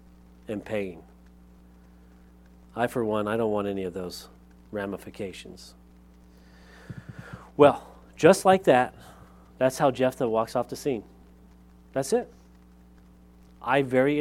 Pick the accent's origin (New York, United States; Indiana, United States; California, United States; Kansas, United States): California, United States; Lompoc; moved away; I grew up in Lompoc, California